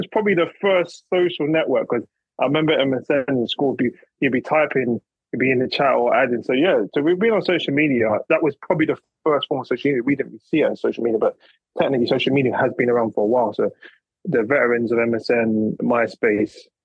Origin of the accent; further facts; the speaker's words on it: United Kingdom; also born or lived in London / Essex; I grew up in London and then I moved to Essex early ages, between maybe about nine to about 16, 17.